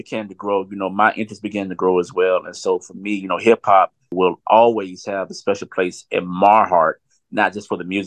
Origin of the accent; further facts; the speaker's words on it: Southwest Georgia, United States; as a young man growing up in Southwest Georgia